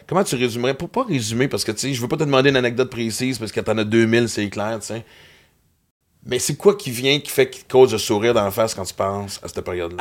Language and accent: French; Western Canada, Canada; now in Quebec, Canada; j'ai grandi à l'Ouest canadien